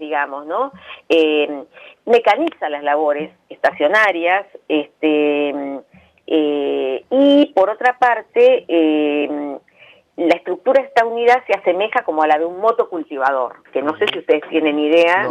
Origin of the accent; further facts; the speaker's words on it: Argentina